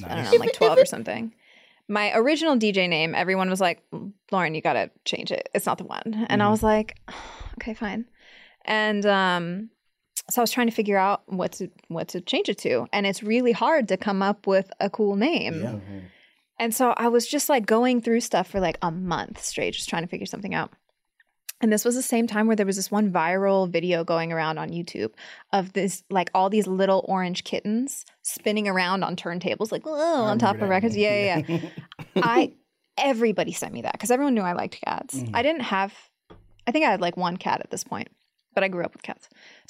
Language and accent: English; Diamond Bar, California, United States; also born or lived in Whittier; Diamond Bar. So I was like 30 minutes out of the city. Yeah.